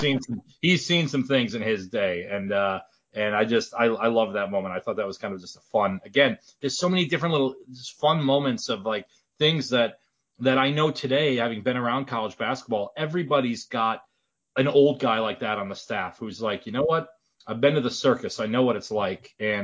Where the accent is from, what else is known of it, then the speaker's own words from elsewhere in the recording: Midwest, United States; But again, I'm from the Midwest and I got 12 inches of snow on the ground right now.